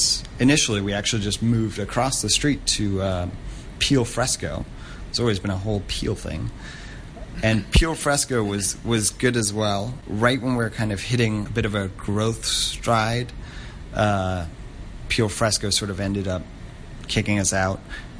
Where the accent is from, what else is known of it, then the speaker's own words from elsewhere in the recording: Hong Kong; It's an interesting thing happens as a third culture kid growing up in Hong Kong, which is that you never really feel too connected to where you're from